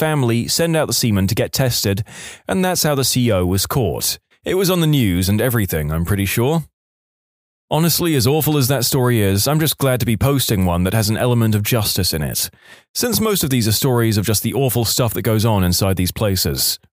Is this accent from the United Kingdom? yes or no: no; Canada; I'm a Canadian, however, I got caught up in the US federal prison system, USP Atlanta.